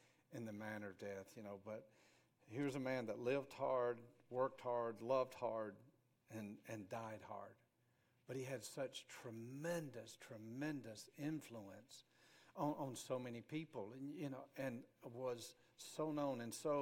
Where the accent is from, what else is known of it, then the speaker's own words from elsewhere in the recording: Grady, Alabama, United States; growing up in Grady